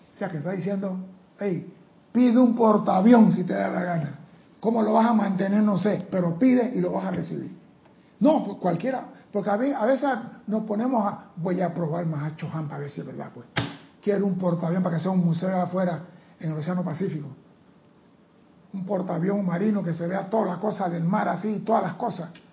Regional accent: Panama; soy panameño

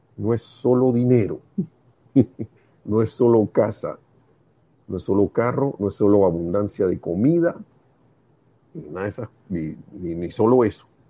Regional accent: Panama; En Panamá le decimos real a los cinco centavos.

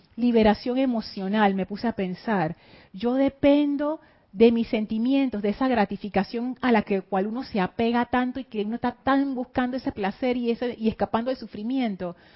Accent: Panama; yo soy panameña

